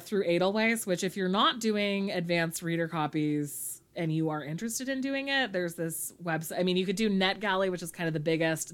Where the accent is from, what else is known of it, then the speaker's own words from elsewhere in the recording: California, United States; me as a Californian child